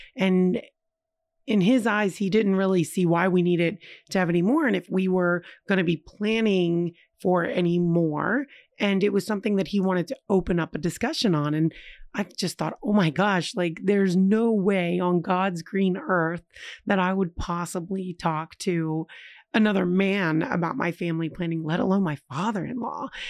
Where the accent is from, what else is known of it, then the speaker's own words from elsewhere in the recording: United States; as an American